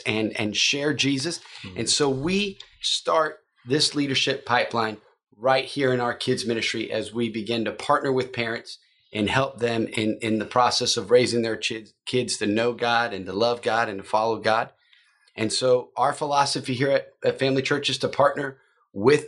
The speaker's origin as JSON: {"language": "English", "town": "West Palm Beach", "region": "Florida", "country": "United States", "tie": "born or raised there", "also_born_or_lived": "Miami", "said": "I did grow up right here in West Palm Beach. I was born in Miami, and 42 years ago, my family moved here to West Palm"}